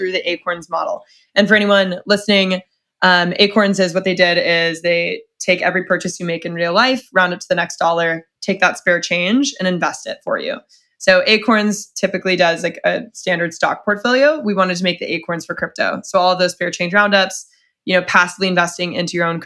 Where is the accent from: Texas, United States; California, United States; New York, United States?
Texas, United States; Dallas; moved away; I'm from Dallas, Texas originally.